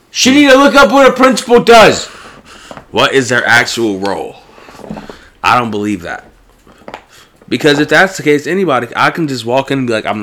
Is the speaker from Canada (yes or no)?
no; Bosnia & Herzegovina; Bosnia. I'm Bosnian. You're Pakistani.